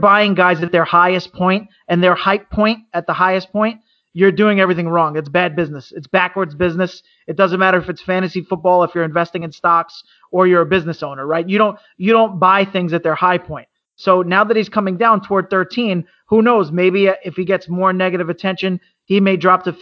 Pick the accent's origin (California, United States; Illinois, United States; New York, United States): New York, United States; I'm from New York